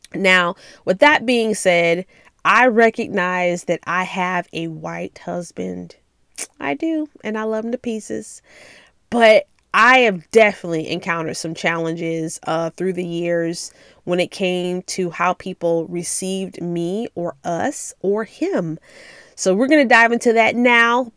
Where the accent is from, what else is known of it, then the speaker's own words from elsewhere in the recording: Memphis, Tennessee, United States; I'm from Memphis, which is just thirty, forty minutes away, so we would go to my grandma's house